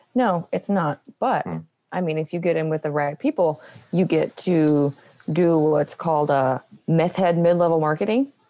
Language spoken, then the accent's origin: English; New Mexico, United States; also born or lived in West Texas; I was born in West Texas, and I was I grew up in a little tiny town. And then when I was about seven, we moved to New Mexico